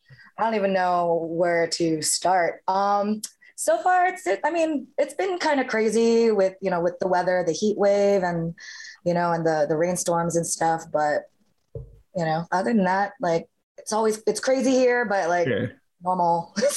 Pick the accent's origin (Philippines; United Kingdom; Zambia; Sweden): Philippines; Well, I'm Filipino, and Filipinos, like, music's a huge part of the culture.